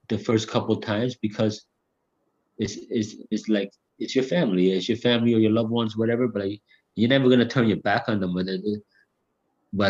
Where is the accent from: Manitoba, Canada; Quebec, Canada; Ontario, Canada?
Ontario, Canada; Hamilton; I'm from the East End of Hamilton, so like in the East End, like when I was growing up